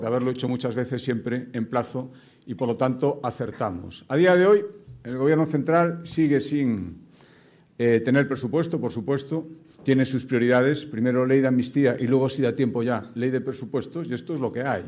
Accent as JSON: {"language": "Spanish", "region": "Galicia", "country": "Spain"}